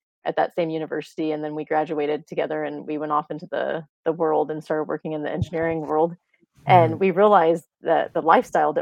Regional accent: rural Missouri, United States; moved away as an adult; now in Texas, United States; I am not originally from Texas. My husband and I are both from Missouri. Mm-hmm. We both grew up in rural Missouri

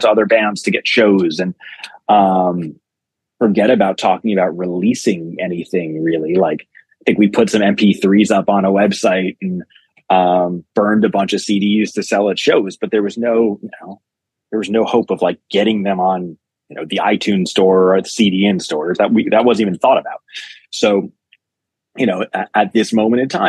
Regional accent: New York City, New York, United States; I grew up in New York City

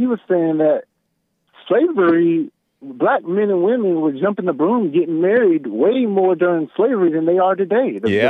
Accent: the South, United States; I'm from the South.

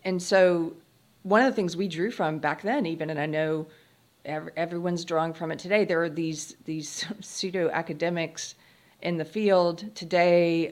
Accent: South Carolina, United States; I grew up in South Carolina

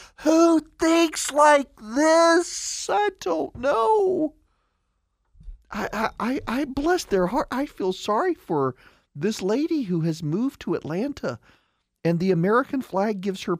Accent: Dubai, United Arab Emirates; now in United States; I grew up in the Middle East. I grew up in Dubai. I didn't grow up in this country.

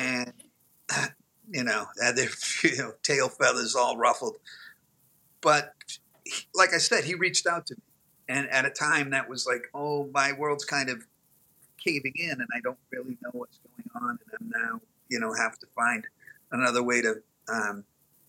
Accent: Boston, Massachusetts, United States; I'm Irish Catholic guy from Boston

